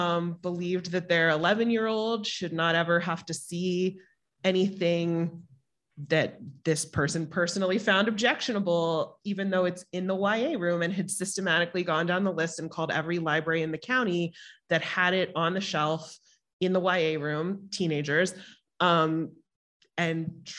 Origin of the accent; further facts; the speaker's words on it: New York, United States; I mean, I'm a Jew from New York, Todd.